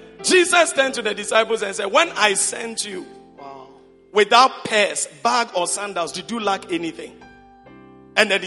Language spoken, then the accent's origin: English; Konkonuru, Eastern Region, Ghana; moved away; My hometown is a place called Konkonuru